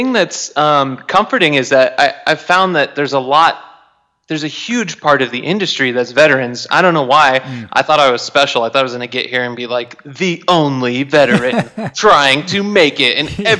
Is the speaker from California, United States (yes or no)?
yes; Turlock, California, United States; moved away as an adult; now in Los Angeles, United States; I grew up in Turlock, California.